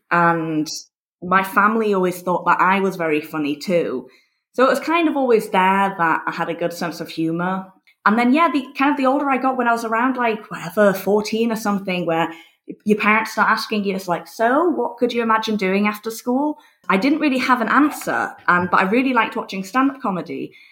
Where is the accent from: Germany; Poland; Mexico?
Germany; Berlin; also born or lived in United States / England; so basically, after I was born in Berlin, three weeks later we moved to America for three years, and then after America we moved to England, and then after England we moved to Berlin when I was ten. And my parents are English